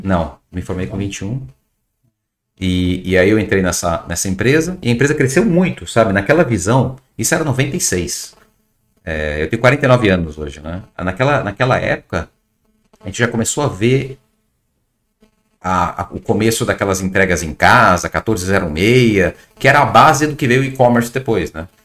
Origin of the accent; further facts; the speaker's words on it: São Paulo, Brazil; moved away as an adult; also born or lived in Ceará; nasci em São Paulo